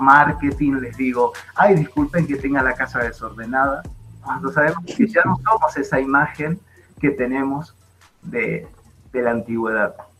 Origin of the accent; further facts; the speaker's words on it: Buenos Aires, Argentina; now in Bogotá, Colombia; soy argentino, nací en Buenos Aires